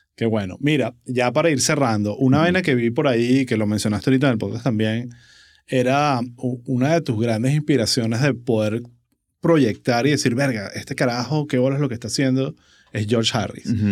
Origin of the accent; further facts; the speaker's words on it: Venezuela; nuestra identidad como venezolanos